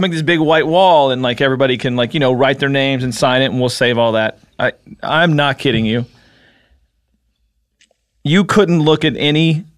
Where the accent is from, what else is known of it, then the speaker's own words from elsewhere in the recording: Paintsville, Kentucky, United States; moved away; also born or lived in Cincinnati; I'm from a town called Paintsville, which is about 2 hours southeast of Lexington